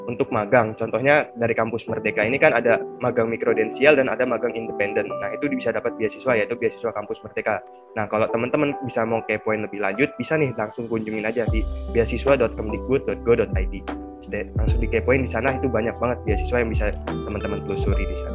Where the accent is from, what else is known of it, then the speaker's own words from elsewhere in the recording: Jakarta, Indonesia; contohnya dari daerahku